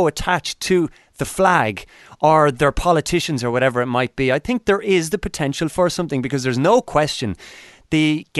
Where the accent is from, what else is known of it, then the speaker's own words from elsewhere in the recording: Ireland; 25 years of my life being staunchly Irish, attached to the flag